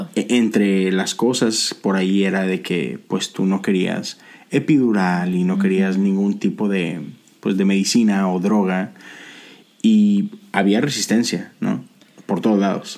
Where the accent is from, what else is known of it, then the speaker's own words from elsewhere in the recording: Monterrey, Nuevo León, Mexico; now in Houston, United States; nosotros vivimos en Houston, Texas, no somos de Houston, somos los dos de Monterrey